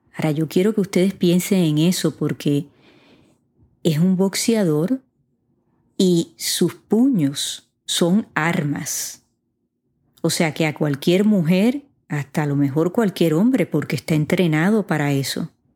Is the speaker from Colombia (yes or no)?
no; Puerto Rico; mi país, Puerto Rico